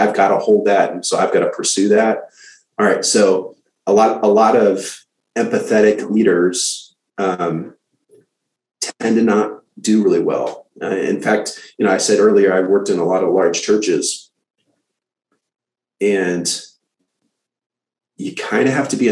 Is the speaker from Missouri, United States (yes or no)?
yes; St. Louis, Missouri, United States; now in Austin, United States; I'm from St. Louis